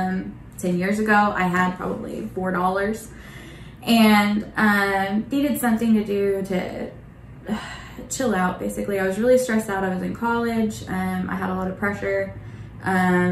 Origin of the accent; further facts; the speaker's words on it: Bartlesville, Oklahoma, United States; moved away as an adult; I grew up in Bartlesville